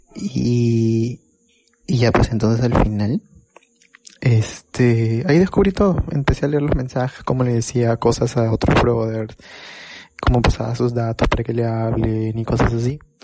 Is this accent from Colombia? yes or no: no; Lima, Peru; moved away; la primera vez que salí de Lima, pero fue el distrito de Lima, fue para irme a Chosica.